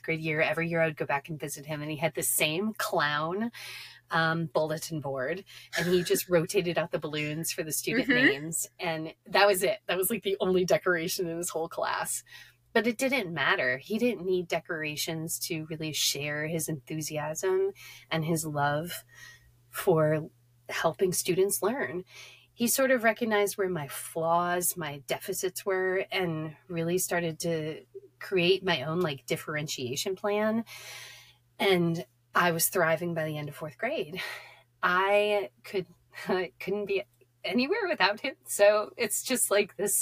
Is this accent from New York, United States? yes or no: yes; upstate New York, United States; also born or lived in Cleveland, Ohio; I was raised in Cleveland, and then in third grade, we moved to upstate New York